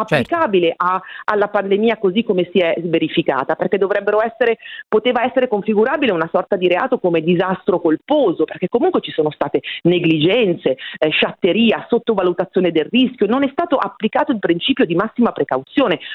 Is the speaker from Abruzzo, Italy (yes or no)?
no; Bergamo, Lombardy, Italy; now in Rome, Italy; essendo cresciuta a Bergamo